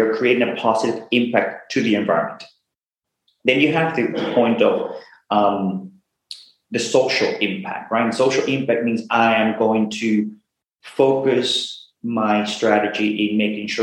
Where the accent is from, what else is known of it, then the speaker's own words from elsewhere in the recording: Venezuela; now in United States; I'm originally from Venezuela, been in the US for 22 years, went to school here in the US.